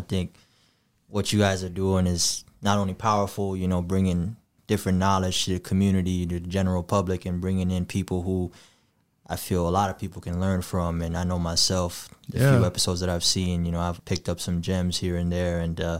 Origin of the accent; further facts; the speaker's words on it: Gambia; born there; But I was born in the Gambia in August of 95.